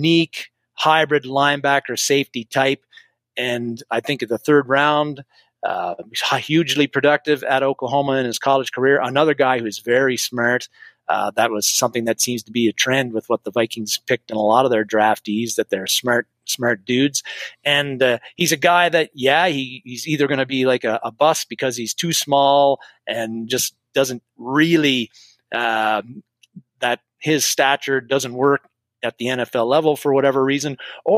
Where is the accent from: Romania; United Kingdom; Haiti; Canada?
Canada; I'm Canadian